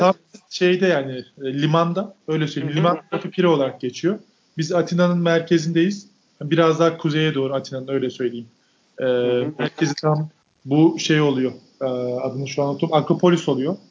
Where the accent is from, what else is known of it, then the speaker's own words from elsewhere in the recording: Turkey; moved away as an adult; now in Greece; bir Türk olarak